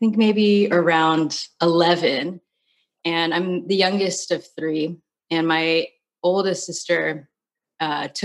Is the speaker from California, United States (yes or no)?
yes; California, United States; moved away as an adult; also born or lived in New York; I'm from California. I went to school in California, and I ended up moving to New York